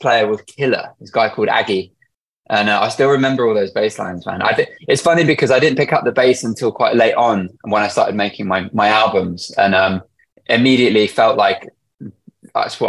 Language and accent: English; Northampton, East Midlands, United Kingdom; Born and raised in Northampton, England. Yeah. I was born in a little village called Chapel Brampton, which was honestly quite a lovely place to grow